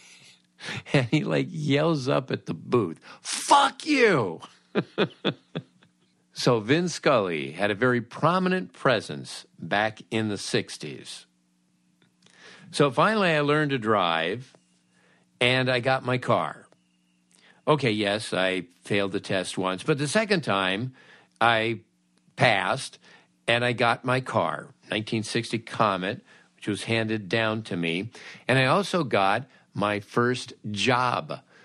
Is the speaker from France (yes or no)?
no; Los Angeles, California, United States; my checkered youth growing up in Los Angeles